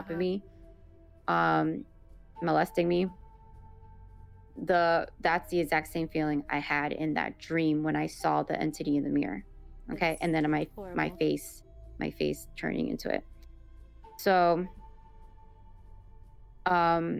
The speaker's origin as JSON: {"language": "English", "town": "Miami", "region": "Florida", "country": "United States", "tie": "born or raised there", "said": "I was born in Miami, Florida, raised in, you know, the United States"}